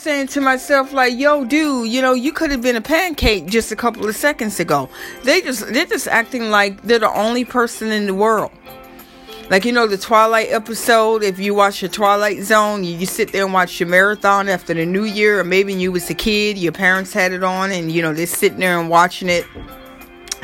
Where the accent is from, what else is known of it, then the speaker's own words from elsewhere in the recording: Florida, United States; now in New York, United States; I grew up in Florida.